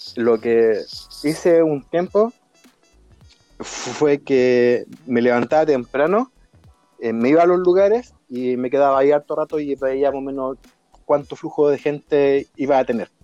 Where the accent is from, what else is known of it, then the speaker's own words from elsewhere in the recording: Chile; yo soy chileno